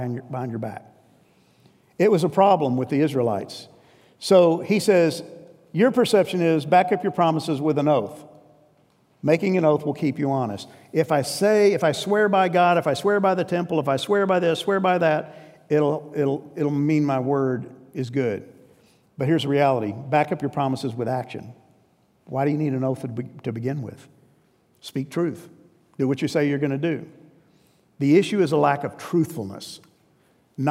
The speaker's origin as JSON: {"language": "English", "region": "New York", "country": "United States", "tie": "born or raised there", "said": "I grew up in New York, and New York is not a friendly place. I was a transplant, but I was transplanted at 4."}